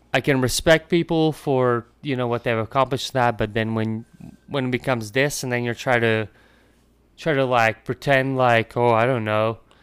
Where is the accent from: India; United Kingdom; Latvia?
Latvia; moved away; I come from Latvia, and and that's kind of like where hockey started for me